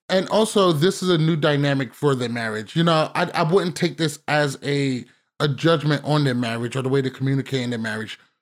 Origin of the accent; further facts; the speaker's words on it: United States; as an American